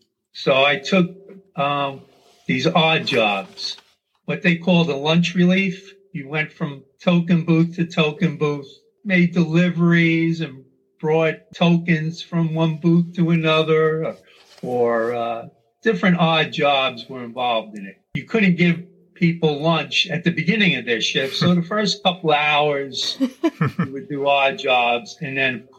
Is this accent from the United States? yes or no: yes; New York City, New York, United States; moved away as an adult; also born or lived in Staten Island; now in Glen Allen, United States; I grew up in Brooklyn, as you said, lived in Flatbush and Bay Ridge, and later moved to Staten Island.